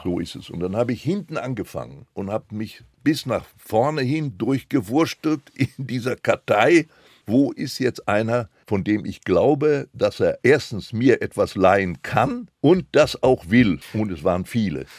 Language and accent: German; Recklinghausen, North Rhine-Westphalia, Germany; first language Polish; German is a second language; also born or lived in area east of Frankfurt (Oder), Poland; in der Hauptpost in Recklinghausen, wo ich ja geboren war